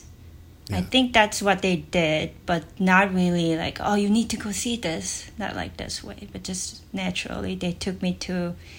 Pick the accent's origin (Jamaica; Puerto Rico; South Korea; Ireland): South Korea; born or raised there; moved away as an adult; also born or lived in Germany; now in Los Angeles, United States